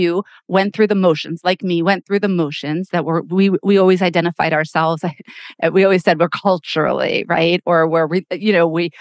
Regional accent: United States; we were all proud to be American, you know, because that's how we were raised, you know, I'm American

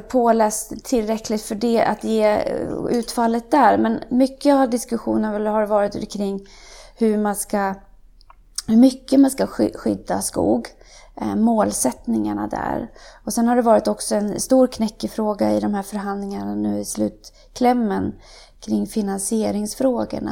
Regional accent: Värmland, Sweden; moved away; also born or lived in Umeå / United States; Jag kommer ifrån Värmland som jag redan har nämnt. Där är jag uppvuxen

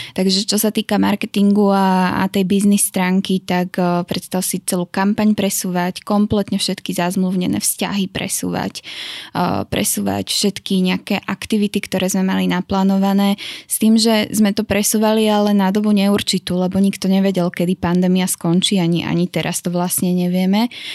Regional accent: Šamorín, Trnava Region, Slovakia; also born or lived in Miami; som hrdá šamorínčanka.

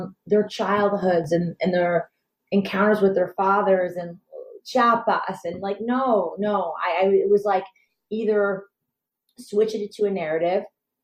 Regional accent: Detroit, Michigan, United States; I'm from Detroit, and I'm definitely a white girl

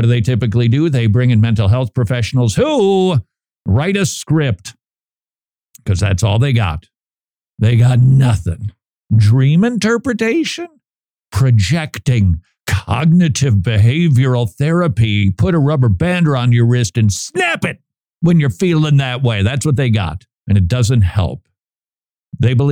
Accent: Minnesota, United States; Minnesota, my home state.

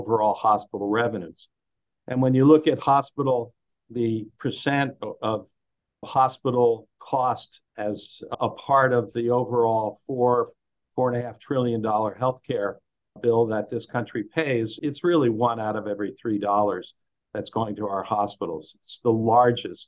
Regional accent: Lehigh Valley, Pennsylvania, United States; I'm from the Lehigh Valley area of Pennsylvania

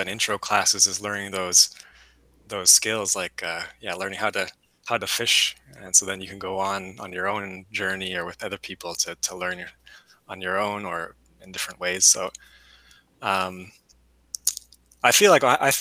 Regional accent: Winnipeg, Manitoba, Canada; now in United States; I grew up in the city, Winnipeg, kind of similar to Twin Cities

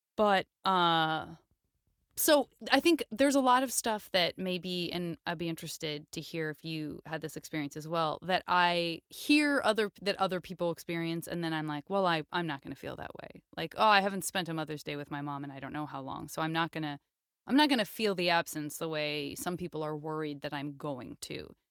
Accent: Tucson, Arizona, United States; moved away; I'm from Tucson, Arizona

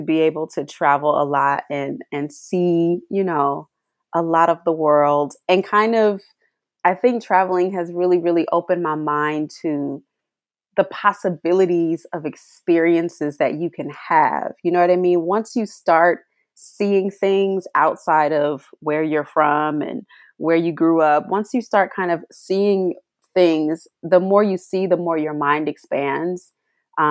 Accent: Columbus, Ohio, United States; I am from Columbus, Ohio, which is exactly where I am right now

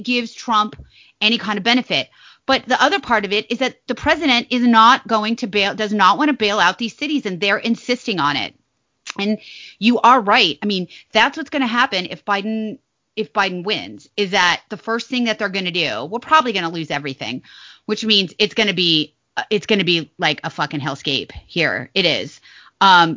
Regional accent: Nevada, United States; now in Virginia, United States; I'm from Nevada.

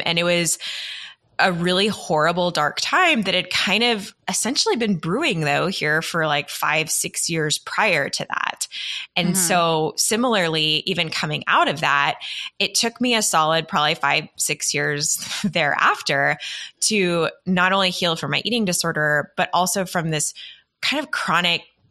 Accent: Texas, United States; I grew up in Texas in the South, where it is very image-centric.

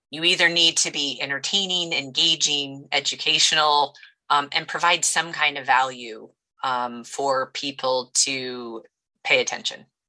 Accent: United States; I grew up here in the Quad Cities, which is home to John Deere.

